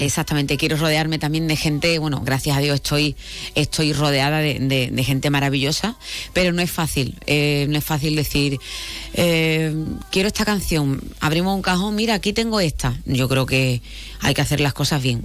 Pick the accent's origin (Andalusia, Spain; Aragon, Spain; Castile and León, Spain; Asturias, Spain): Andalusia, Spain; Málaga; soy de Málaga. Vengo de Málaga